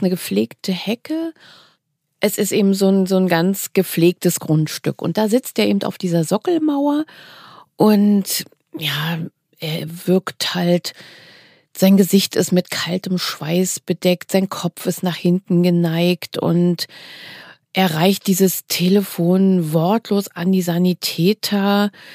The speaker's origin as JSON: {"language": "German", "region": "East Germany", "country": "Germany", "said": "ich komme ja selber aus dem Osten"}